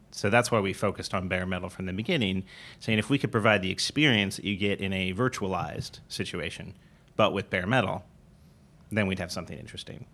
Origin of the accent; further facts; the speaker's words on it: Southern California, United States; moved away as an adult; also born or lived in Pittsburgh; we grew up in Southern California